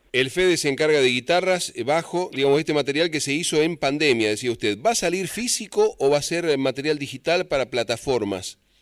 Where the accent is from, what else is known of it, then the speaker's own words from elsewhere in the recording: San Luis, Argentina; moved away; los puntanos, por lo menos que estamos lejos